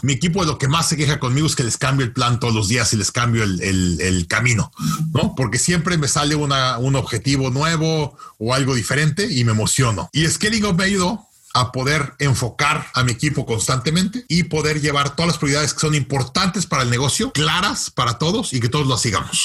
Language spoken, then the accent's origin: Spanish; Mexico City, Mexico; moved away as an adult; also born or lived in United States; now in Canada; yo crecí en México